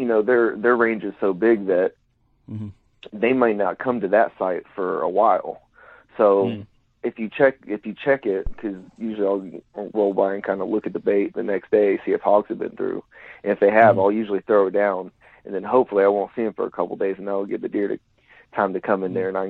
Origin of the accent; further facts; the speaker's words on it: Oklahoma, United States; But like I said, I grew up in Central Oklahoma. I joined the Army out of high school, served 5 years.